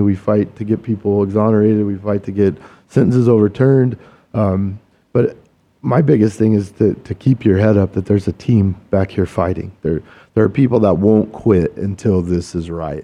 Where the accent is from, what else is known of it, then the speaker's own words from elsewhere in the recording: Kansas, United States; I'm a Kansas boy. I grew up in the Midwest